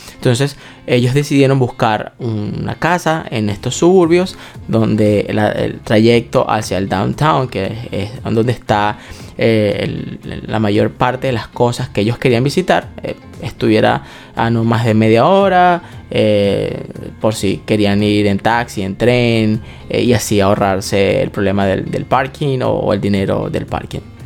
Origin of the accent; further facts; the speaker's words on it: Venezuela; nosotros somos venezolanos